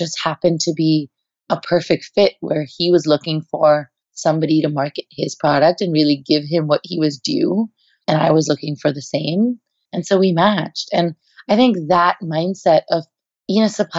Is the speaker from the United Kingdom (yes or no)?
no; India; moved away as an adult; now in United States; I am Indian at my core. I'm not Indian American